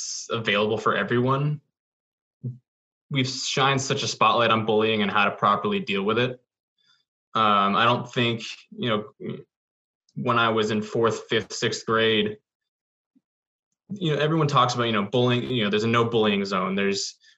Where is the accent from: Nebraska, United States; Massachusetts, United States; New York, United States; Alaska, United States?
Massachusetts, United States; Lexington; I grew up in the suburbs of in Lexington